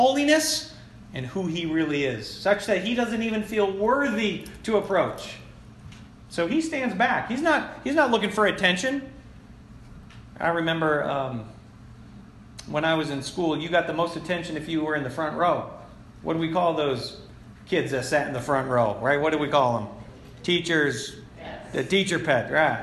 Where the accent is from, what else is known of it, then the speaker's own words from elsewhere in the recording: Florence, United States; my hometown across the river in Florence